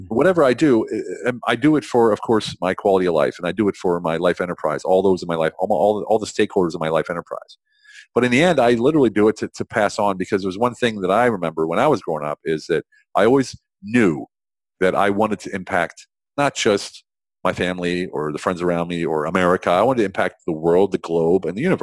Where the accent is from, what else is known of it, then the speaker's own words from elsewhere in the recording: central Pennsylvania, United States; moved away as an adult; I grew up in central Pennsylvania, which we call lovingly Pennsyltucky